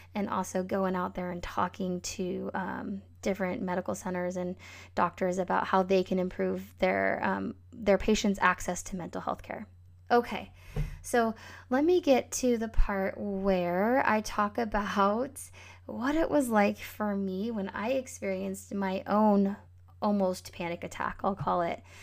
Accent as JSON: {"language": "English", "region": "Northern California", "country": "United States", "tie": "born or raised there", "said": "the Northern California wildfires, maybe that was two years ago, were going on, um, in my hometown"}